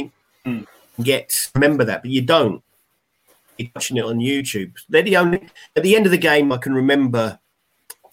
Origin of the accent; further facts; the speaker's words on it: Haslemere, South East England, United Kingdom; my village where I grew up in Haysmere in Surrey